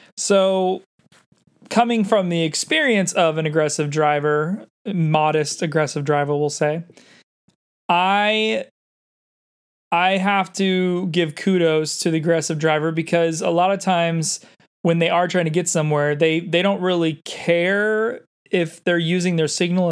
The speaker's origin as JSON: {"language": "English", "town": "San Diego", "region": "California", "country": "United States", "tie": "born or raised there", "also_born_or_lived": "Los Angeles", "said": "I grew up in San Diego, but I ended up spending a good five years in L"}